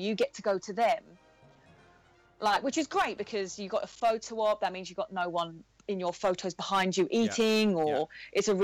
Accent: England, United Kingdom; we're English

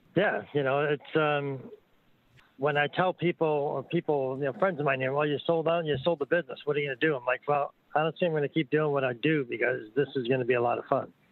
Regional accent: New York, United States; I'm from New York

